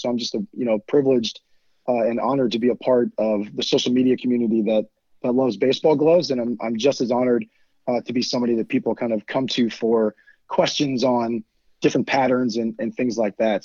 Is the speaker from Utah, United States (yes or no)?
no; Virginia, United States; I'm from Virginia